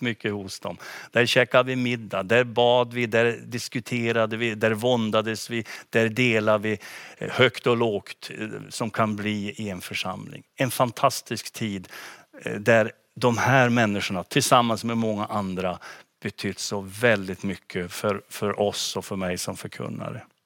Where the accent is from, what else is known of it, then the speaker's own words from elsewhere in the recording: Gunnarn, Västerbotten County, Sweden; moved away as an adult; now in Umeå, Sweden; hemma i Gunnarn, naturligtvis min, min hemby och min hemförsamling Philadelphia där